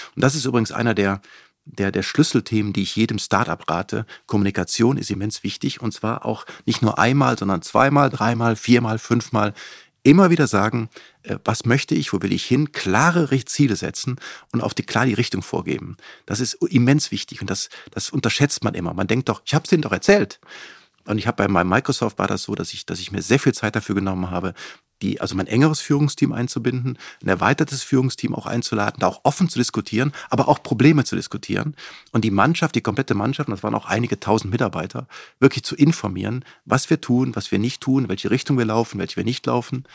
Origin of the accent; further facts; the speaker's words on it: Cologne-Bonn area, North Rhine-Westphalia, Germany; moved away as an adult; also born or lived in Seattle, United States / Gütersloh, Germany; ich komme aus dem Kölnbronner Raum